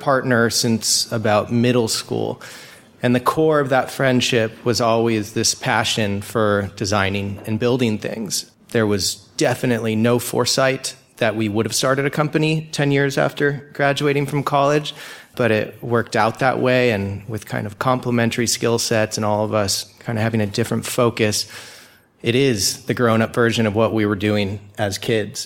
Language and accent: English; Laguna Beach, California, United States; I'm from Laguna Beach, California